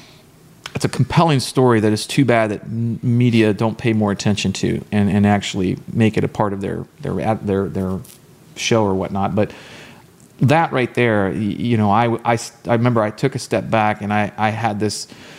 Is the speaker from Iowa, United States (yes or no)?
no; Texas, United States; born or raised there